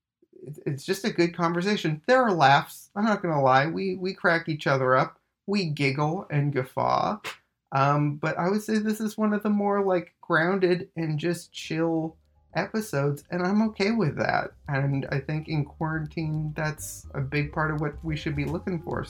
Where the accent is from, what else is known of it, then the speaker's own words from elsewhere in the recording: Winnipeg, Manitoba, Canada; moved away; we're both from Winnipeg originally